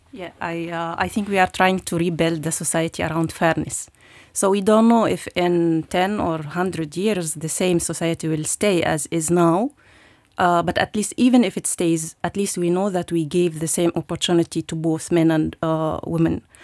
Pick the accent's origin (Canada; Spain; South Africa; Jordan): Jordan; moved away as an adult; also born or lived in Lebanon / Palestine / Germany; now in Luxembourg; I was born in Lebanon uh, during the 80s, uh, where was uh, also wartime in, in Lebanon. And then we moved to Jordan, where I grew up.